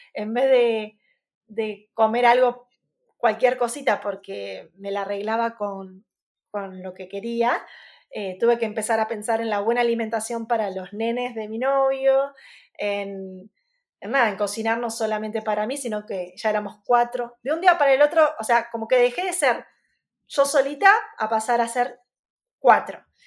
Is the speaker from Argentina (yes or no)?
yes; Arrecifes, Buenos Aires Province, Argentina; Arrecifes, que es mi ciudad natal